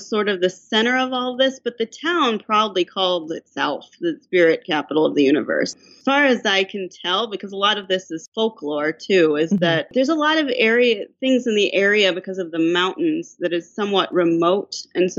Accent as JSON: {"language": "English", "region": "Midwest", "country": "United States", "moved": "yes", "lives_now": "Vermont, United States", "said": "I'm from the Midwest originally, and I live in Vermont now."}